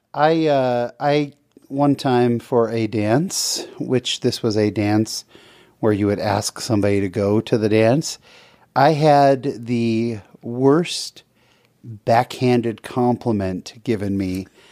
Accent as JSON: {"language": "English", "town": "San Jose", "region": "California", "country": "United States", "tie": "born or raised there", "said": "I grew up in San Jose, California."}